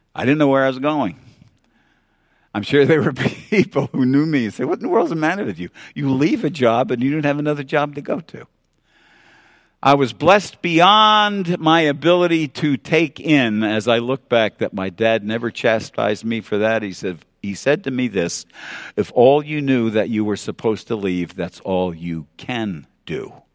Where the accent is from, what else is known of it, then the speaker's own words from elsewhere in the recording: New York City, New York, United States; growing up in New York City